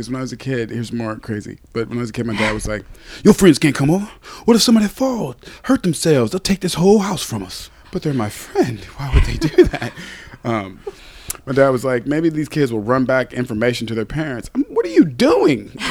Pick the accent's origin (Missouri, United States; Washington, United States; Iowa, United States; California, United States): Missouri, United States; I'm from Missouri.